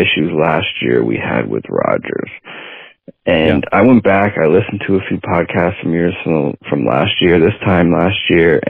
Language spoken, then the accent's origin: English; Toronto, Ontario, Canada; I'm like a Toronto area guy